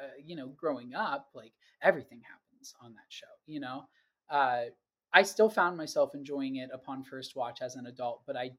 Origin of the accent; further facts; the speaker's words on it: Pittsburgh, Pennsylvania, United States; moved away as an adult; I grew up in Pittsburgh, Pennsylvania.